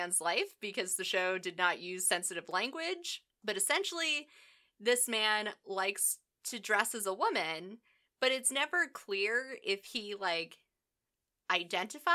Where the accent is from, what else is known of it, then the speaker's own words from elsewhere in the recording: United States; I'm an American